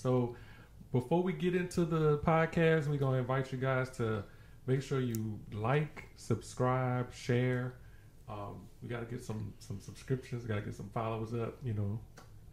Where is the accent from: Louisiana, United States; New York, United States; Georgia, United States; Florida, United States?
Louisiana, United States; New Orleans; moved away as an adult; now in Baton Rouge, United States; I'm originally from New Orleans, Louisiana. Born and raised, high school, you know, from New Orleans.